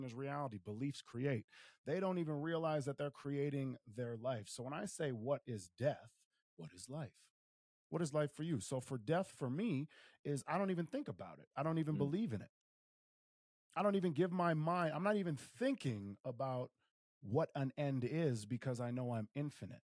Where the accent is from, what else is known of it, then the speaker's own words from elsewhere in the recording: Willmar, Minnesota, United States; moved away; Wilmer, Minnesota, in my hometown.